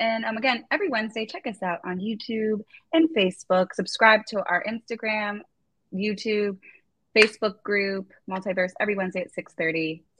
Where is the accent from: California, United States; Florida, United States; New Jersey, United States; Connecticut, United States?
Florida, United States; Jacksonville; I'm from Jacksonville too.